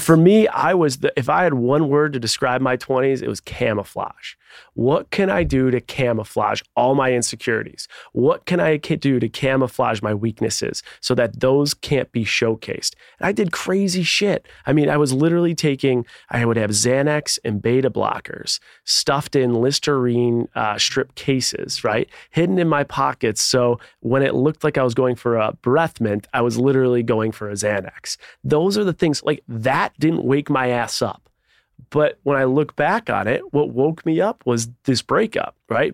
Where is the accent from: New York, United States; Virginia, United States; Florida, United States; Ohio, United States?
New York, United States; Buffalo; Grew up in Buffalo, New York